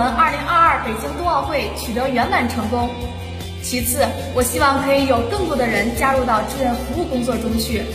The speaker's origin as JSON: {"language": "Chinese", "town": "Cangzhou", "region": "Hebei", "country": "China", "said": "来自河北省沧州市。"}